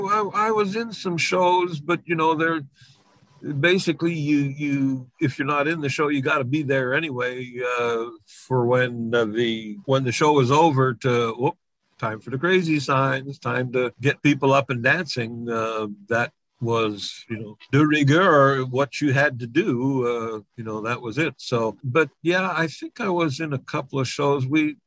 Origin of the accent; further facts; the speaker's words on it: Quebec, Canada; accent: Quebecois; I knew how to speak French. Obviously, I got made fun of because my Quebecois accent